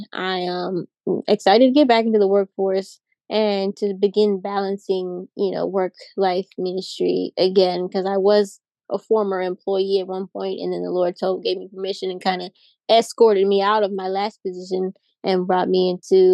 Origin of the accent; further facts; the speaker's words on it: Pittsburgh, Pennsylvania, United States; I'm from Pittsburgh, PA